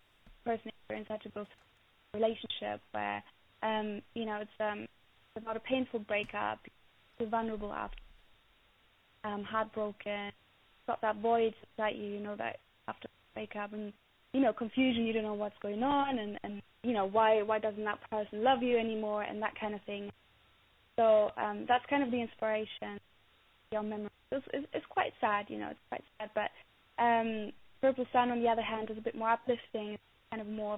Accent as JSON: {"language": "English", "region": "Berlin", "country": "Germany", "tie": "born or raised there", "moved": "yes", "lives_now": "United Kingdom", "said": "growing up in Berlin, the 80s"}